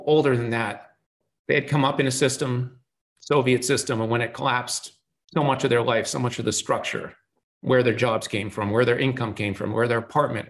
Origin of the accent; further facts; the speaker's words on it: Boston, Massachusetts, United States; I grew up in Boston. I'm passionate about Boston sports team because I happen to be born there